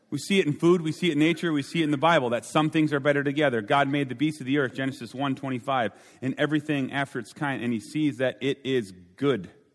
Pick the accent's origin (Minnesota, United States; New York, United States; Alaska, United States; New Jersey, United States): Minnesota, United States; I'm from Minnesota